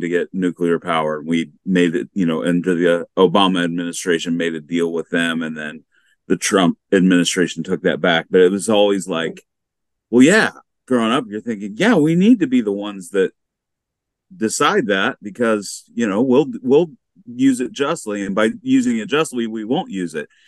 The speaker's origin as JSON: {"language": "English", "country": "United States", "tie": "born or raised there", "said": "growing up in the United States"}